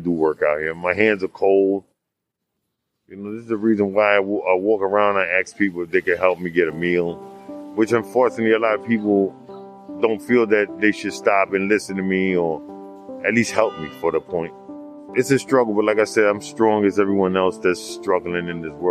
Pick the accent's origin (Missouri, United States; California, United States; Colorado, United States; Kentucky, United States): California, United States; San Diego; now in New York, United States; I'm not from here. I'm from San Diego.